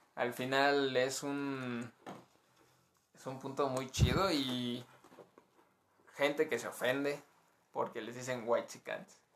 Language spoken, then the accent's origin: Spanish; Mexico; como buen mexicano